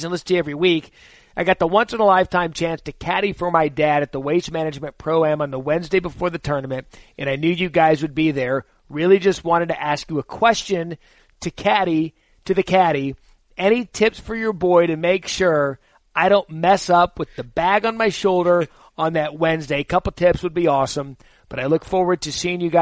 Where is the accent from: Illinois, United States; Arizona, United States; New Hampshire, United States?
Arizona, United States; Scottsdale; I grew up in Scottsdale